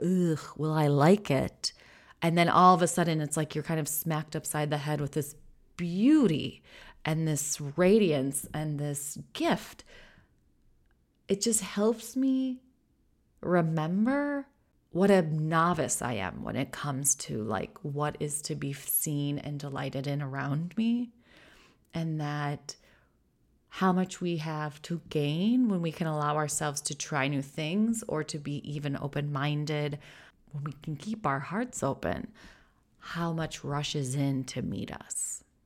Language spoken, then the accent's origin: English; United States; moved away as an adult; now in Netherlands; I'm an American living in the Netherlands